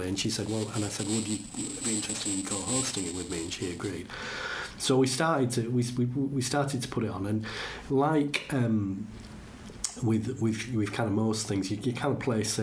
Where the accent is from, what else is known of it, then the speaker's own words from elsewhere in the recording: Leeds, Yorkshire and the Humber, United Kingdom; now in Wakefield, United Kingdom; I'm from Leeds, but rather than Wakefield